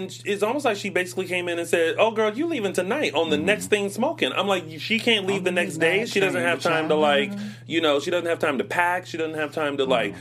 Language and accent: English; Hawaii, United States; I was born in Hawaii.